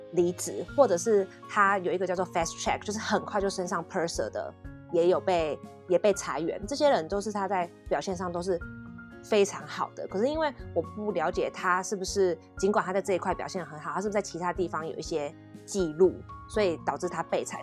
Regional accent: Taiwan; 只有我一个台湾人

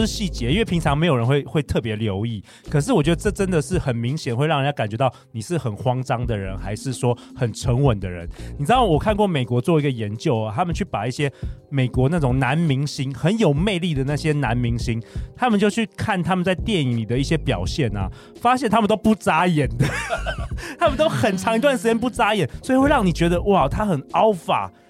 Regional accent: Taiwan; moved away as an adult; 我们这个在这个东方社会或是台湾的社会，好像从小也很少人教我们这件事很重要。我是一直到上大学之后，我去美国的时候

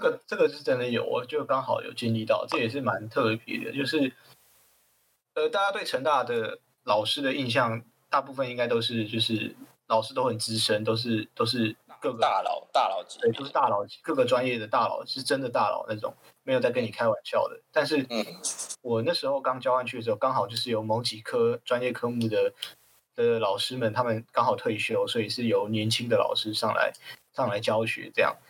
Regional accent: Tainan, Taiwan; moved away as an adult; also born or lived in Kinmen; 我自己从，从小本身是在台南土生土长长大搏的斗这样

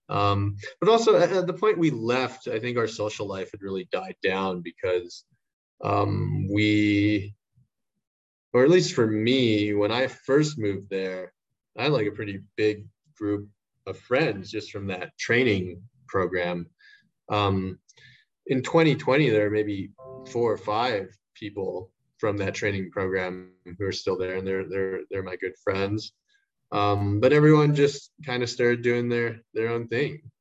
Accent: Shanghai, China; now in Taiwan; You know, like I grew up in Shanghai, but I we went to the the American school. It's like the best prep school in Shanghai.

